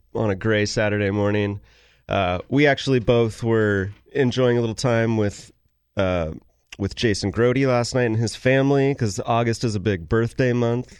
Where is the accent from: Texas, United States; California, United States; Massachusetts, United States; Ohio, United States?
California, United States; Sacramento; I grew up in Sacramento